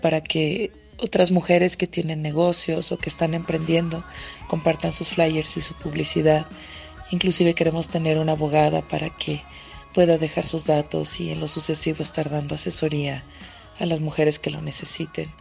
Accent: Mexico; saludos desde México, de un pueblo muy, muy pequeño de México. Soy maestra

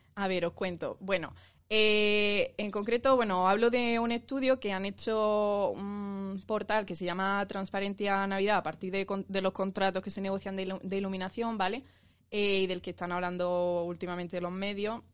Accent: Andalusia, Spain; Somos andaluzas

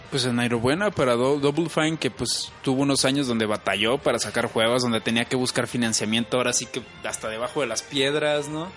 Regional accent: Morelia, Michoacán, Mexico; yo que soy de aquí de Morelia

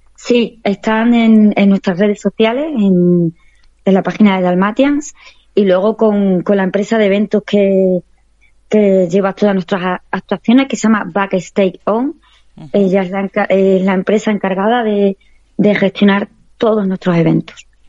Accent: Extremadura, Spain; mi tierra, Extremadura, que es preciosa y que la quiero, vamos, me siento súper orgullosa de, de, tener mis raíces extremeñas

